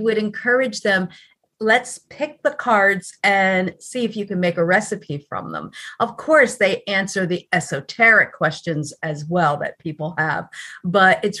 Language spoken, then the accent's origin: English; New Jersey, United States; also born or lived in Hollywood, Florida / North Miami, Florida; now in Fort Myers, United States; I'm originally from New Jersey, but have been a planted Floridian for over 45 years now.